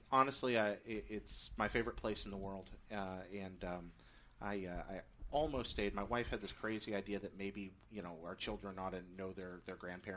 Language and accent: English; Alabama, United States; born there; also born or lived in Japan; I was born in Alabama. I've lived all over the place. I lived in Japan for a while.